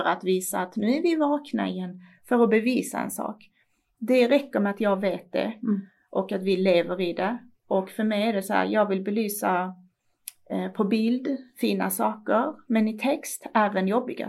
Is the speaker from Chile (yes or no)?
no; Iran; now in Sweden; I mitt hemland